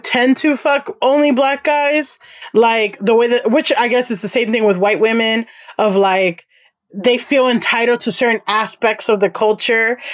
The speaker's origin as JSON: {"language": "English", "town": "Miami", "region": "Florida", "country": "United States", "tie": "born or raised there", "moved": "as an adult", "lives_now": "New York City, United States", "said": "I grew up in Miami, and a lot of my friends are Black and Latino"}